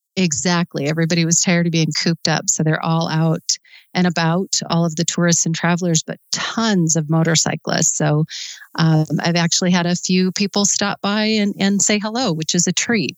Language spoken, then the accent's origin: English; Sturgis, South Dakota, United States; I grew up in Sturgis and in high school